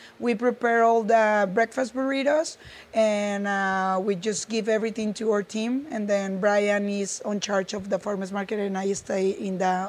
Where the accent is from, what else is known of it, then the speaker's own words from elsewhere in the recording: Durango, Mexico; English is a second language; moved away as an adult; now in United States; I was born in Durango.